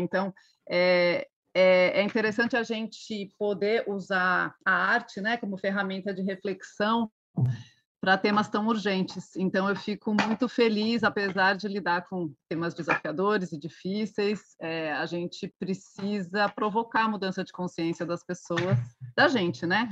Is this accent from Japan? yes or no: no; Brazil; eu como brasileira